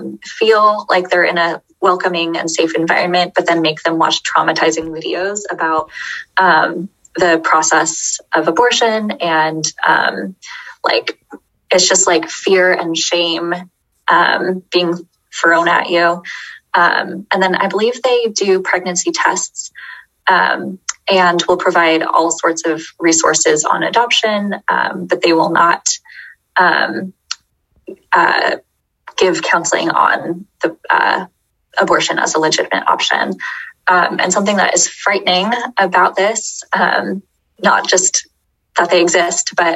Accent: Beaverton, Oregon, United States; I grew up in Beaverton

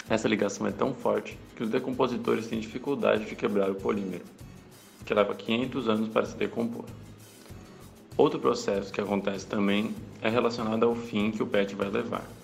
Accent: Florianópolis, Santa Catarina, Brazil; Vou contar para vocês sobre a política de lixo da minha cidade natal, Florianópolis, que vem fazendo um trabalho bem interessante.

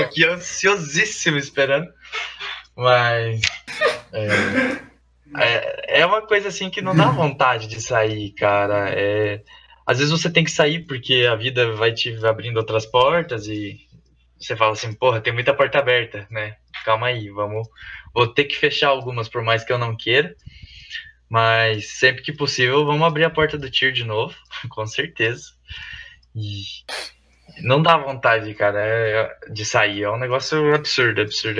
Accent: Toledo, Paraná, Brazil; eu já sou aqui de Toledo

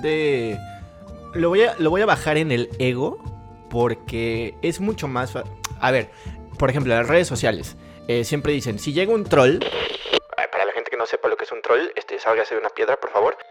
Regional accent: Mexico; todos los mexicanos somos

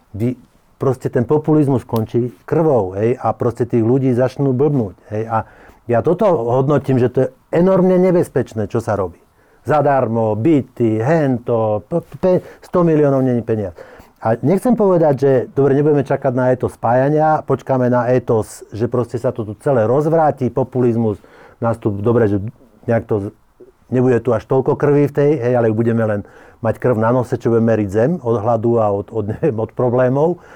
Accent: Slovakia; keď som Slovak

